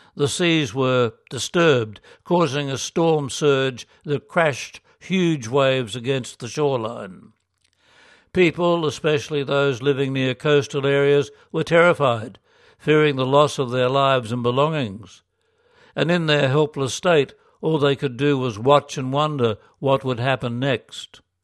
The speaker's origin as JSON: {"language": "English", "country": "Philippines", "tie": "born or raised there", "moved": "yes", "said": "my hometown"}